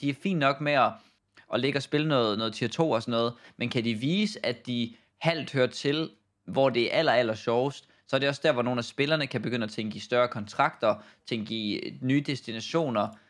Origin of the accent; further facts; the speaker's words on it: Denmark; som dansker